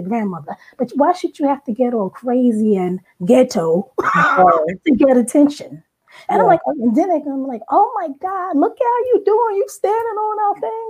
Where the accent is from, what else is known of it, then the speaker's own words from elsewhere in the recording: Long Island, New York, United States; moved away; also born or lived in Brooklyn, New York; raised on Long Island, New York